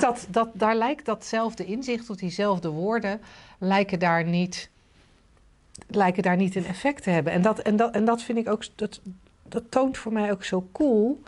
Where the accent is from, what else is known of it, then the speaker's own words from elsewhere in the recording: The Hague, South Holland, Netherlands; ik ben ooit geboren in een wijk waarvan je nu zou zeggen. Nou, die heeft het niet heel erg getroffen. Het kon slechter in Den Haag